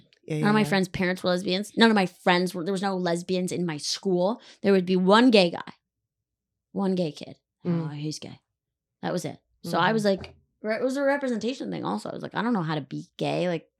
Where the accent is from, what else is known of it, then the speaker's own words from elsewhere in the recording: Weston, Connecticut, United States; I'm just fucking with you. I grew up in Weston, Connecticut.